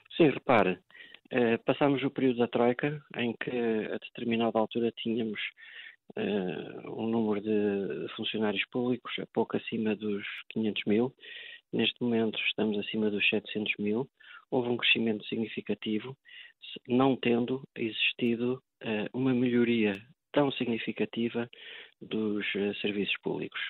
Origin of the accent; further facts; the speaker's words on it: Portugal; enquanto português